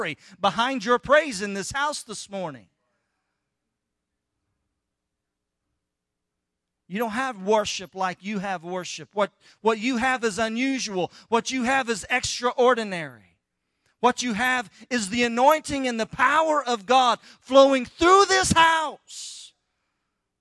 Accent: Tahlequah, Oklahoma, United States; I grew up in Tahlequah, Oklahoma

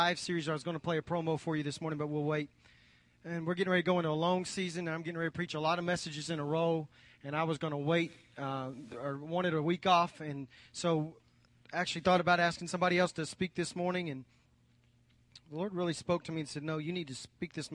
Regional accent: United States; as American Christians

